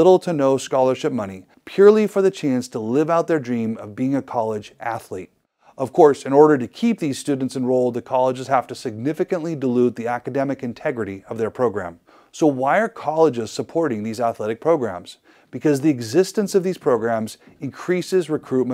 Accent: Idaho, United States; my home state of Idaho

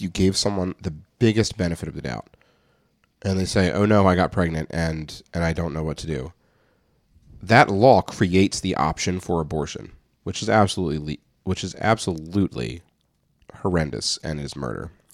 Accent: United States; I'm American

